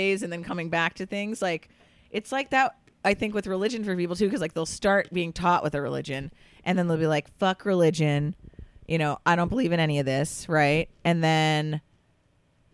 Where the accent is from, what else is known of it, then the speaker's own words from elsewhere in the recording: Curaçao; also born or lived in Florida / New York / Philadelphia area; now in Los Angeles, United States; I grew up in Curacao